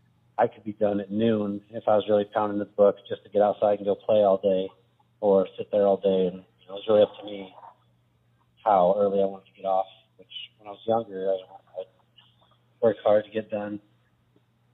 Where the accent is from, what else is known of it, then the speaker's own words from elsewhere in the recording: Buckeye, Arizona, United States; moved away; I was born in Buckeye. Actually, the West Valley, west of Phoenix. So a little ways out there. When I was growing up out there